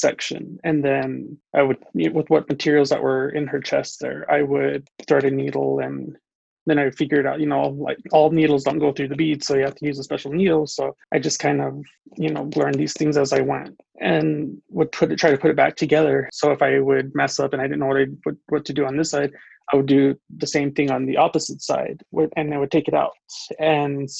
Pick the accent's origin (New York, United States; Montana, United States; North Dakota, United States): Montana, United States; Crow Indian Reservation, Lodge Grass; I was born and raised here on the Crow Indian Reservation out here in La Trace, Montana